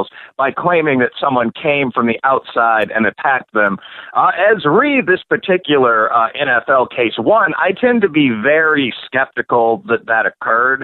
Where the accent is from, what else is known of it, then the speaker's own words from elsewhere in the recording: Chicago, Illinois, United States; moved away; I'm from Chicago and still have a good number of connections in the police, LEO, legal community there